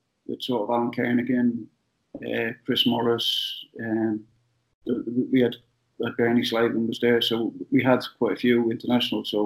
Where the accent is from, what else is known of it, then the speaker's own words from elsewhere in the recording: Ireland; I'm Irish